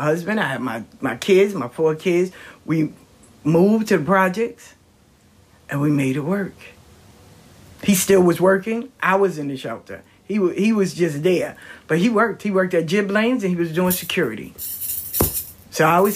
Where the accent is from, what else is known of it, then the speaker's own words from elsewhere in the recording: the South, United States; I'm from the South